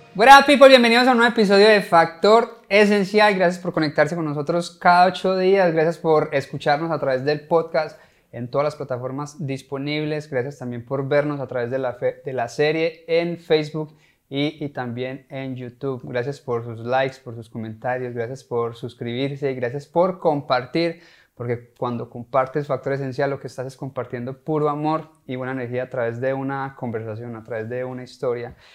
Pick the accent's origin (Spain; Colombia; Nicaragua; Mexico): Colombia; now in United States; nosotros somos colombianos